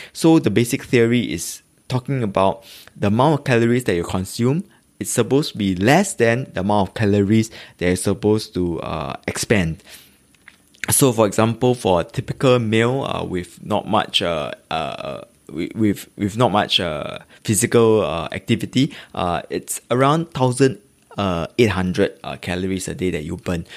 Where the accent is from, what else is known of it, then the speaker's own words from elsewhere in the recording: Singapore; I'm a Singaporean living in the east of Singapore. If you really must know, uh, it's actually in Tampines